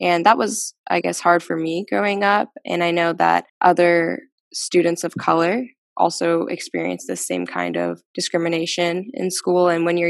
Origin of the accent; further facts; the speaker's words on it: Evansville, Indiana, United States; I also grew up in Evansville, like Emily and EU, ever since I was about 3 or 4 years old. Unlike both of them, I went to Purdue for undergrad, so boiler up. And then I actually came back to Evansville